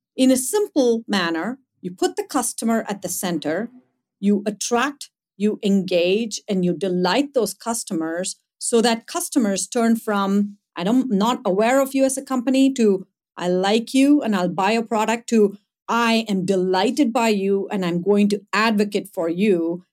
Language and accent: English; India; moved away; growing up in India, growing up in a fairly small town